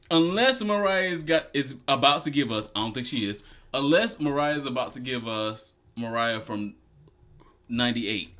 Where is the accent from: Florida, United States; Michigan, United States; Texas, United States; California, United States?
Michigan, United States; Detroit; I'm from Detroit